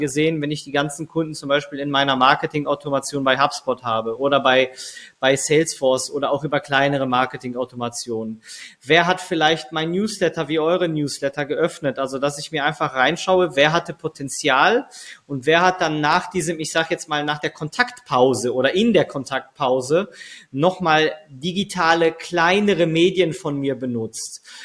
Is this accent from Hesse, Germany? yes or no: no; Bochum, North Rhine-Westphalia, Germany; ich komme jetzt selber aus Bochum, wir sitzen hier in Bochum